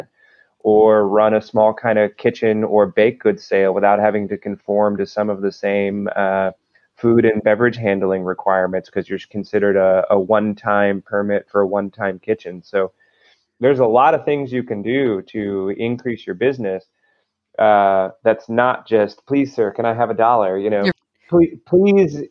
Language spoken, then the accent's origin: English; Maryland, United States; I'm from Maryland